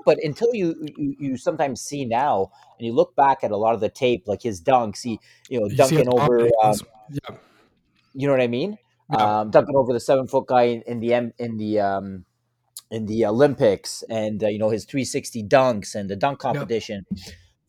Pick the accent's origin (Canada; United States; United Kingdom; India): Canada; I kind of would shy away a little bit from being Canadian, and because I felt like, okay, maybe Canadian sports aren't as good as the U.S.